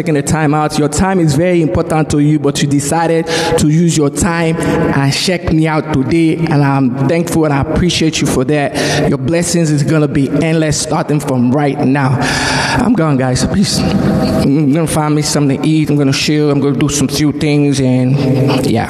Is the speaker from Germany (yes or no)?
no; Nigeria; moved away; growing up in Nigeria